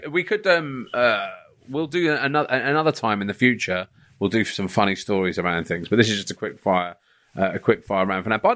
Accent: London, United Kingdom; now in Hertfordshire, United Kingdom; uh, North London, Edmonton.

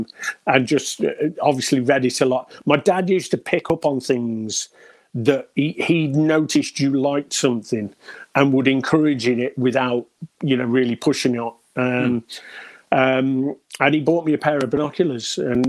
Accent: Stafford, West Midlands, United Kingdom; also born or lived in Bishop's Wood; now in Redditch, United Kingdom; A little place near Wolverhampton called Bishop's Wood. It was a hamlet. It wasn't even a village. It was that tiny. But okay. Moved to Stafford when I was about 10, all around Stafford, and been there ever since until about 2011.

